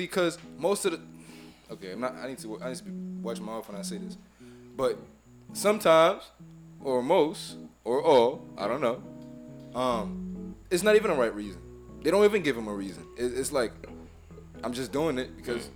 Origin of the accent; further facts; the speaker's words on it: Haiti; now in United States; I'm from Haiti, so I represent Haiti.